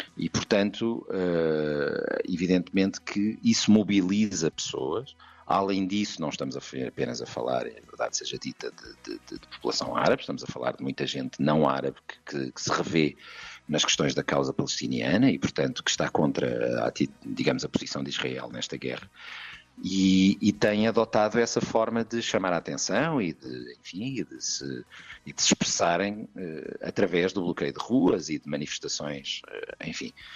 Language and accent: Portuguese; Coimbra, Centro, Portugal; o fado de Coimbra, eh, de onde eu sou